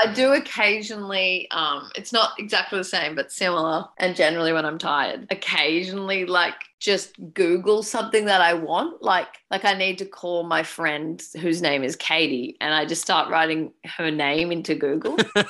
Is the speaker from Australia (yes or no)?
yes; New South Wales, Australia; also born or lived in Edinburgh / United Kingdom; now in Victoria, Australia; I was born in New South Wales and I was a New South Welshman for a fair amount of time.